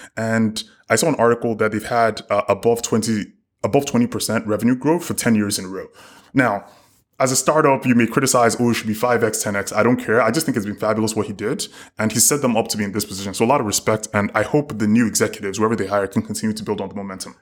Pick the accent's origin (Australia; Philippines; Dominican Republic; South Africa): South Africa; as a South African